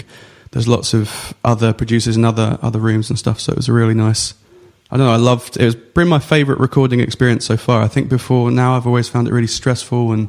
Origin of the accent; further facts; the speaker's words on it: Essex, East of England, United Kingdom; I grew up in Essex